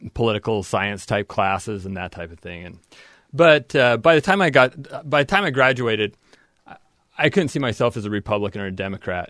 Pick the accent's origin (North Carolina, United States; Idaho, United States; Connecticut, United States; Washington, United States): Idaho, United States; southern; moved away as an adult; now in Logan, Utah, United States; I grew up in southern Idaho